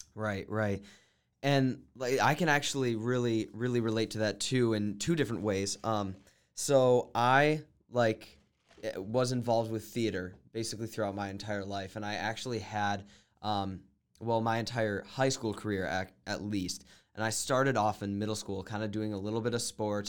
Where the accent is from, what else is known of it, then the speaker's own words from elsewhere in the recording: New Mexico, United States; I grew up in New Mexico